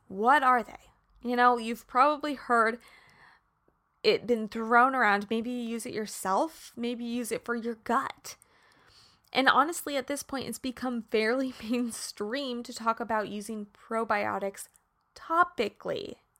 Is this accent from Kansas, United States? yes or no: yes; Kansas, United States; I'm from Kansas.